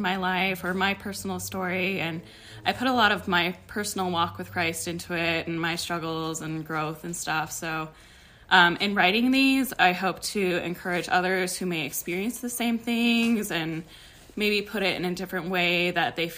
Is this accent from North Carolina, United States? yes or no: no; Denver, Colorado, United States; I am from Denver, Colorado